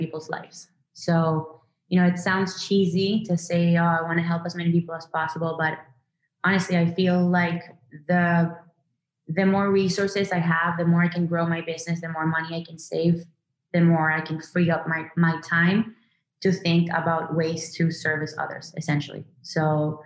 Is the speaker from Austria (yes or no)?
no; Venezuela; moved away; I grew up in Venezuela